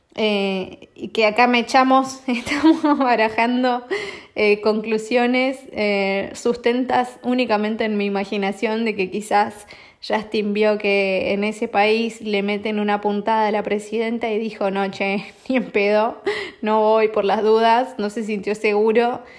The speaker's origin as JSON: {"language": "Spanish", "country": "Argentina", "moved": "yes", "said": "yo no estoy allá, pero yo soy argentina"}